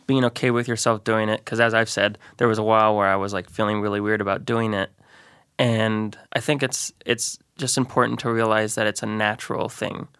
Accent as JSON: {"language": "English", "town": "Great Falls", "region": "Montana", "country": "United States", "tie": "born or raised there", "moved": "as an adult", "lives_now": "Missoula, United States", "said": "I grew up in Great Falls, Montana."}